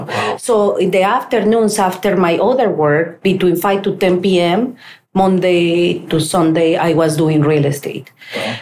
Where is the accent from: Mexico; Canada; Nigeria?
Mexico; English is a second language; moved away as an adult; now in United States; I was able to sell everything in my country.